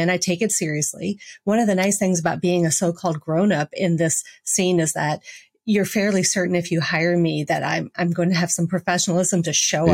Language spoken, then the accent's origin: English; New York City, New York, United States; now in St. Louis, United States; I'm from Brooklyn